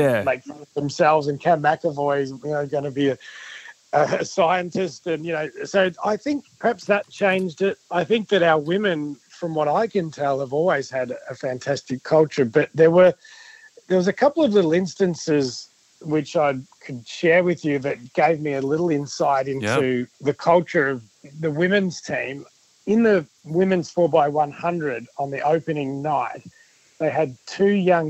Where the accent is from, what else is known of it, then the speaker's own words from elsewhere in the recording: Victoria, Australia; I'm from Victoria